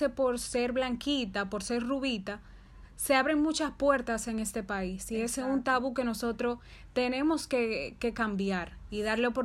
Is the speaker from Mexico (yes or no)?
no; Dominican Republic